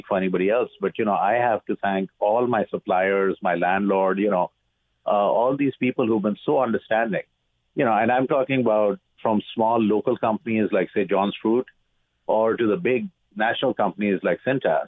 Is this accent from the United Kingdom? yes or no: no; Pakistan; also born or lived in United States / Dubai; now in Canada; I'm originally from Pakistan